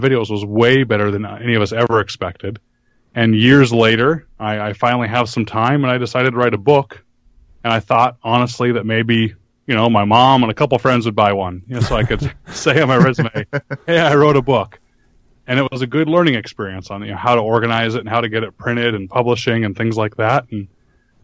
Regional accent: Arizona, United States; moved away as an adult; also born or lived in Savannah, Georgia; I grew up in Arizona

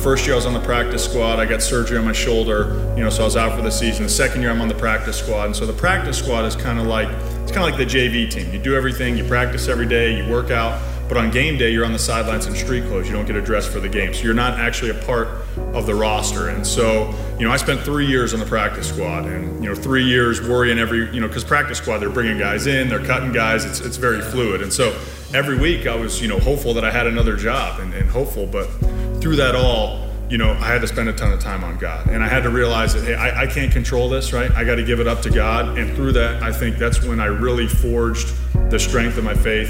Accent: Indianapolis, Indiana, United States; moved away as an adult; also born or lived in Baltimore; back to Indianapolis, my hometown, where I can raise my family

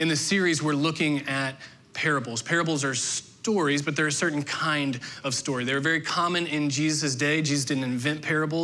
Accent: southern Indiana, United States; moved away; Growing up in southern Indiana

